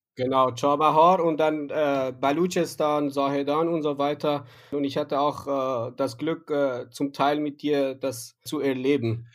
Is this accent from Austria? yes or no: no; Yazd, Yazd Province, Iran; first language Persian; German is a second language; als Iraner oder als Yazdi, der, derjenige, der aus Yazd kommt